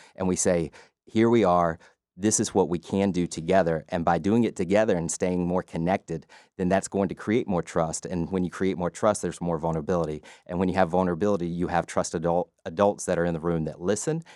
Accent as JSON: {"language": "English", "town": "LaGrange", "region": "Georgia", "country": "United States", "tie": "born or raised there", "said": "I grew up in LaGrange, Georgia"}